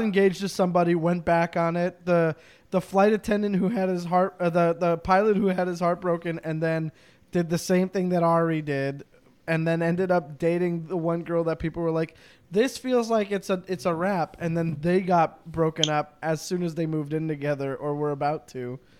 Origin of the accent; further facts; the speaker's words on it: Canada; I'm a Canadian